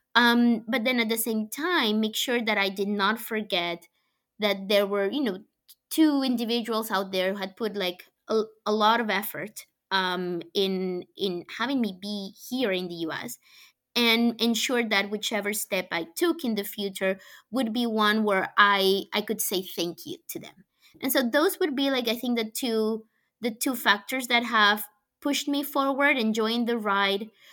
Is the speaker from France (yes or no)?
no; Colombia; English is a second language; moved away as an adult; now in United States; I was born in Colombia. I grew up there.